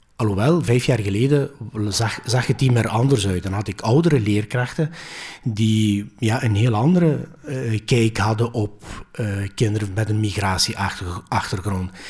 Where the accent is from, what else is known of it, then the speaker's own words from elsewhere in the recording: Belgium; Dutch is a second language; also born or lived in Greece; Ik ben hier geboren, maar ik heb twee jaar als kleuter in Griekenland uh, vertoefd, letterlijk vertoefd